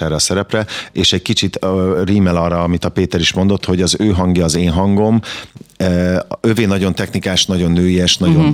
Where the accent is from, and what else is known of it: Kaposvár, Somogy, Hungary; born or raised there